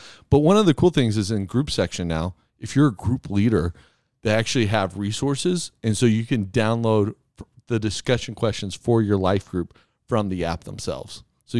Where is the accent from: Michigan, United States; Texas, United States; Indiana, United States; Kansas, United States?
Texas, United States; Yeah, of course, man. I'm a kid from Texas.